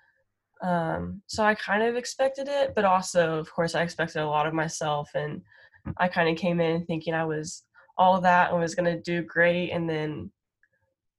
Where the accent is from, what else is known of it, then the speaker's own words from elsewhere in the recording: Frisco, Texas, United States; I grew up in Frisco